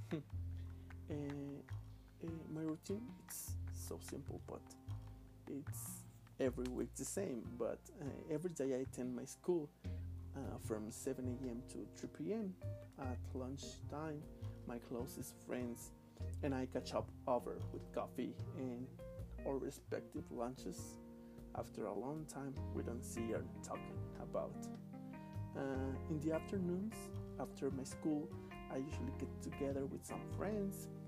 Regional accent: Puebla, Mexico; English is a second language; I am from Puebla City, capital, I am 27 years old

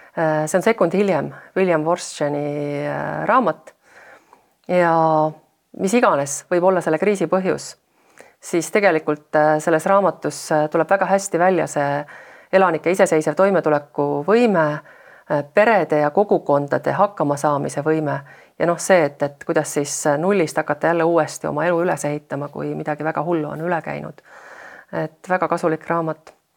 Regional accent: Estonia; ma olen pärit väiksest maakoolist

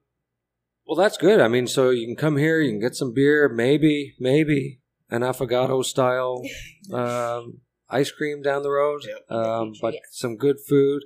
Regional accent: Canada; now in Texas, United States; I'm a Canadian

